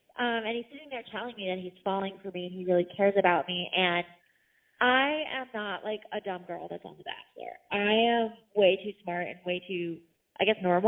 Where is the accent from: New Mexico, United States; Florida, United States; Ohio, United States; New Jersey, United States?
New Jersey, United States; Montville; moved away as an adult; also born or lived in Syracuse, New York; now in New York, United States; So I've actually lived in New York since 2013. Born and raised in Jersey.